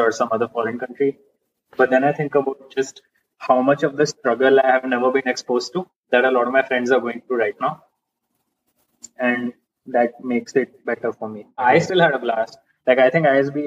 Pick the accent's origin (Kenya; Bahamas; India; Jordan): India; I'm Indian